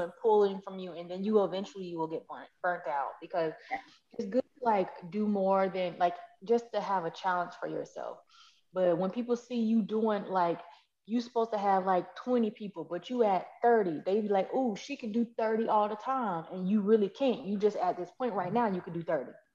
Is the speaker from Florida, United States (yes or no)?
yes; Florida, United States; now in Texas, United States; I'm not from Texas. I'm from Florida